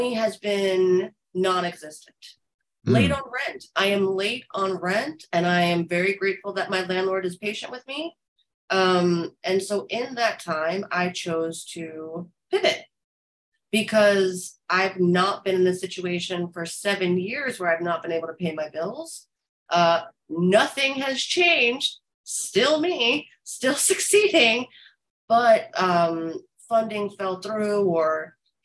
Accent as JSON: {"language": "English", "region": "New Jersey", "country": "United States", "also_born_or_lived": "Los Angeles / Florida", "moved": "yes", "lives_now": "New York, United States", "said": "I'm from North Jersey, but I lived in Los Angeles and I lived in Florida"}